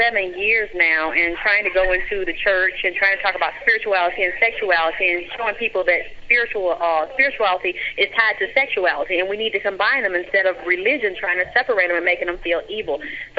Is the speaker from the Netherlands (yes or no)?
no; Georgia, United States; Yeah, I'm from Georgia.